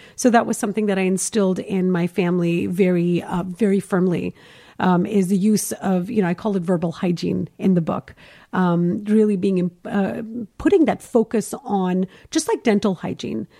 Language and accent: English; Kuwait; moved away as an adult; now in Los Angeles, United States; I'm Indian, obviously. So I was born and raised in Kuwait